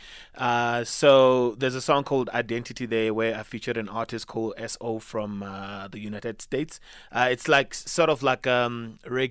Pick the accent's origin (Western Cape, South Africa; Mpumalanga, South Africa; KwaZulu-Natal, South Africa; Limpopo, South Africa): Limpopo, South Africa; Venda; now in Gauteng, South Africa; I grew up in Venda. Yeah. So in Mukura village. So that's around Thendo side, you know, the villages that are close to Thendo